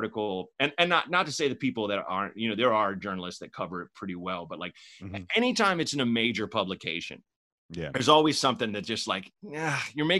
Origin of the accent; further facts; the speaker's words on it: Portland, United States; moved away as an adult; also born or lived in Chicago / New York / Los Angeles; I was born in Chicago, grew up in Portland, two different neighborhoods